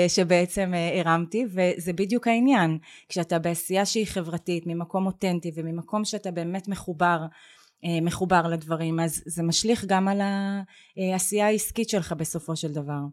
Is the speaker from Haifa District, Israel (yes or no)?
no; Beersheba, Southern District, Israel; moved away; אני גדלתי בבאר שבע בשנים שהיא עוד נחשבה פריפריה